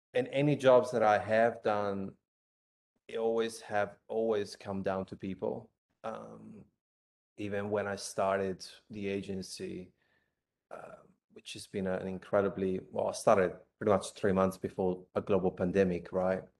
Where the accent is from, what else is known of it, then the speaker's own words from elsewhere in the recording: Italy; moved away as an adult; now in Australia; I'm from Italy